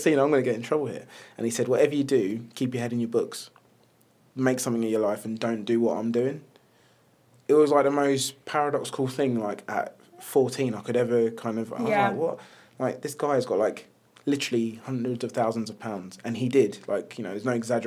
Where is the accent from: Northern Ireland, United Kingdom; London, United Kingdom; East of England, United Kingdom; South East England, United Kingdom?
London, United Kingdom; my childhood as a black male growing up in South London, Clapham